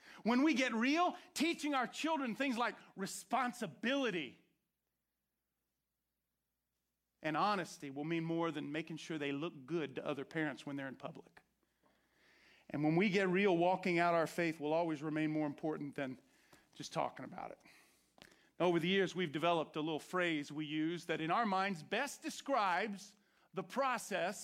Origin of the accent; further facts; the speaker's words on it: Orange County, Florida, United States; I grew up in Orange Country in Florida